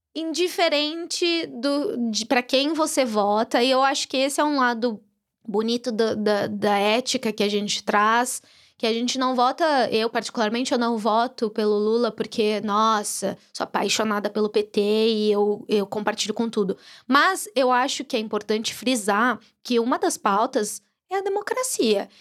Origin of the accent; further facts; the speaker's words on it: Brazil; moved away; eu sou brasileira